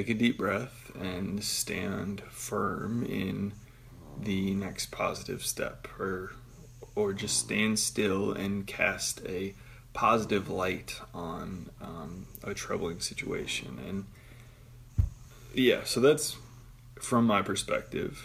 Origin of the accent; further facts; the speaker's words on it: Michigan, United States; I'm from Michigan